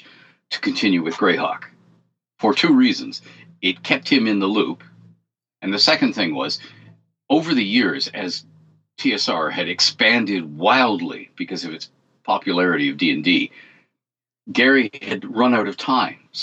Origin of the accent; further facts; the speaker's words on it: Canada; I'm Canadian